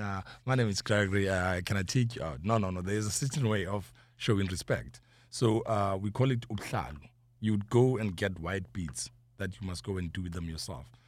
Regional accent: Johannesburg, Gauteng, South Africa; I'm from South Africa, Johannesburg, but Soweto.

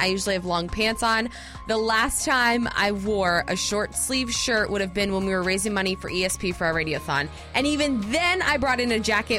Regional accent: Florida, United States; I'm Team Walker, even though I grew up in Florida.

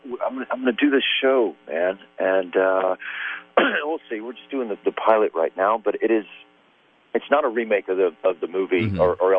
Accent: Atlanta, Georgia, United States; moved away as an adult; now in Los Angeles, United States; There's so many craftsmen that are in Atlanta in the film business now, and it's really cool to see that kind of economy grow in my hometown.

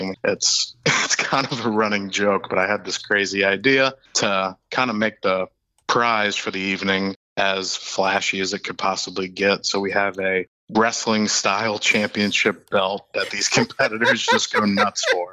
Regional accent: Hollywood, Florida, United States; growing up in Hollywood my entire life and, you know, being a kid from South Florida

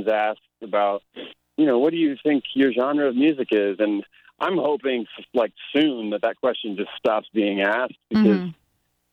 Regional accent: Florida, United States; born or raised there; now in Nashville, United States

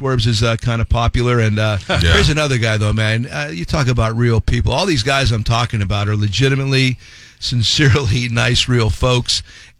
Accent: Hazleton, Pennsylvania, United States; moved away as an adult; also born or lived in Tampa / Chicago; it's my hometown in Hazleton, PA.

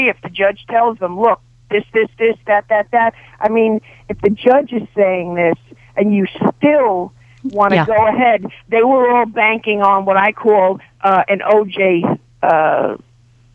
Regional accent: New York City, New York, United States; moved away as an adult; I'm from Brooklyn

